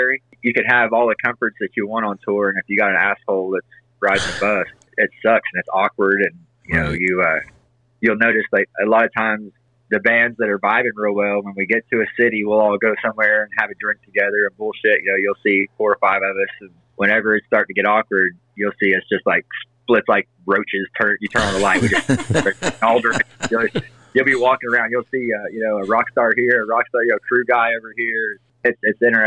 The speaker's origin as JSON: {"language": "English", "town": "Indianapolis", "region": "Indiana", "country": "United States", "tie": "born or raised there", "also_born_or_lived": "Madison, Indiana / Evansville, Indiana / Fort Worth, Texas", "said": "I grew up from Indianapolis"}